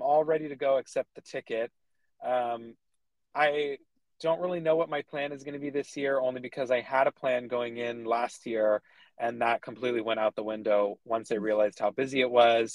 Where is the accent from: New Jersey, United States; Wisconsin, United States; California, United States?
California, United States; I'm from California